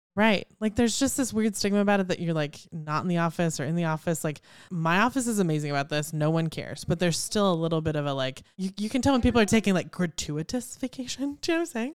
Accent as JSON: {"language": "English", "town": "Houston", "region": "Texas", "country": "United States", "tie": "born or raised there", "said": "growing up in Houston"}